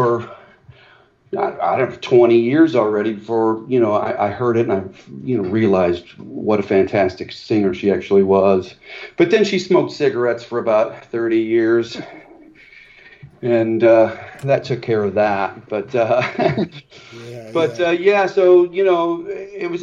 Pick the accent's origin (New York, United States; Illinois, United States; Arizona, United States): Illinois, United States; Morton; I grew up in Morton, Illinois.